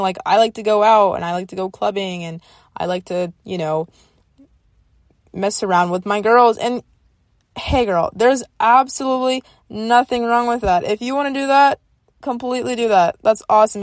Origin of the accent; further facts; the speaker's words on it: the South, United States; I grew up in the South